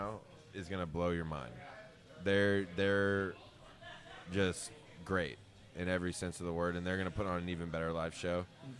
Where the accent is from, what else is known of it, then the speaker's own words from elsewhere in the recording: Boston, Massachusetts, United States; now in Houston, United States; There was a point about 10 years ago where I stopped telling people I was from Boston and I started telling people I'm from Houston.